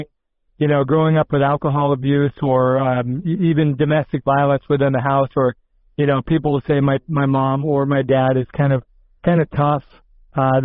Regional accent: Des Moines, Iowa, United States; moved away; Born and raised in Des Moines, Iowa

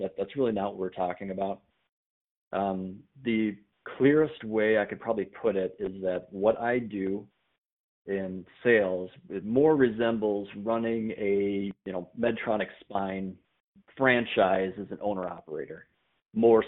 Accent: Minnesota, United States; also born or lived in North Dakota; I'm a Minnesota guy. I grew up in Minnesota.

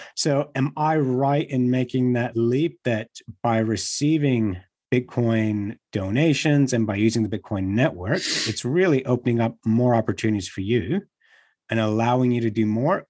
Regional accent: Australia; Gordon and I grew up in Australia

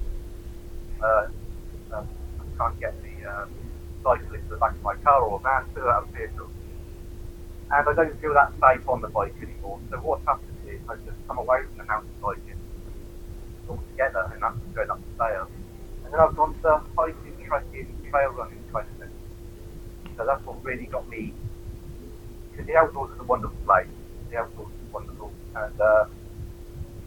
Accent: Oxford, South East England, United Kingdom; Oxford, born and bred

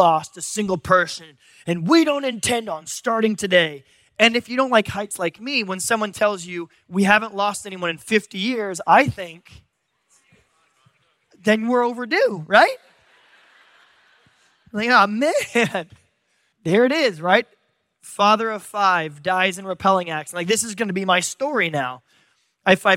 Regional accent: San Diego, California, United States; I'm from San Diego

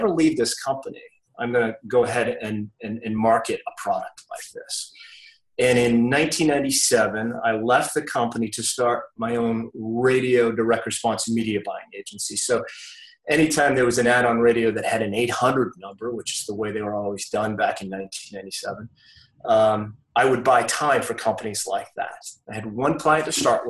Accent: Maine, United States; moved away as an adult; now in Mooresville, United States; I moved here from Maine, where I grew up

